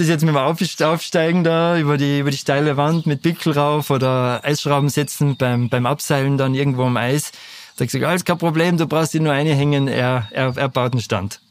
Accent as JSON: {"language": "German", "town": "Lech", "region": "Vorarlberg", "country": "Austria", "tie": "born or raised there", "moved": "yes", "lives_now": "Natters, Austria", "said": "Lechzürs, wo ich aufgewachsen bin"}